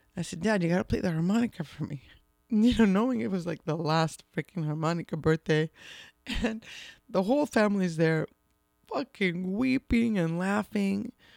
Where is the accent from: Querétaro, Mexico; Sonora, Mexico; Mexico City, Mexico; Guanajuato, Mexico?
Mexico City, Mexico; we grew up in Mexico City, when we were little